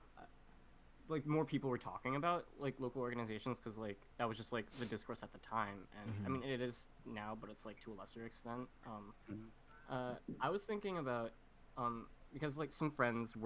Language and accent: English; Vancouver, British Columbia, Canada; growing up in Vancouver